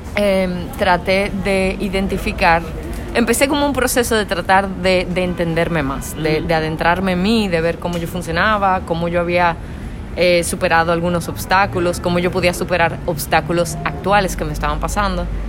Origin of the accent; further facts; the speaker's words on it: Dominican Republic; una cantautora de República Dominicana